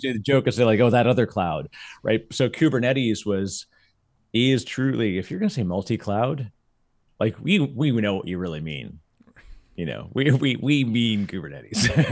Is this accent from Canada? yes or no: yes; Canada; now in United States; As a Canadian, it's gonna blow me up 'cause I still say, everyone still has to say pasta and Mazda